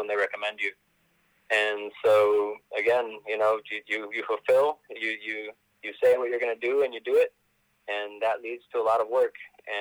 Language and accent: English; Los Angeles, California, United States; also born or lived in Pacoima; I grew up on Laurel Canyon and Van Nuys